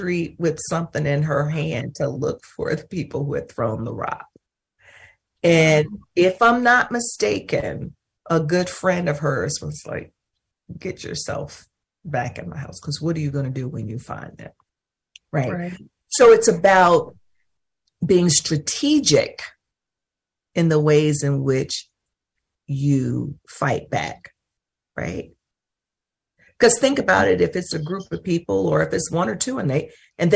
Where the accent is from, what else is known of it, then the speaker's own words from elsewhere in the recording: North Mississippi, United States; moved away; We lived in North Mississippi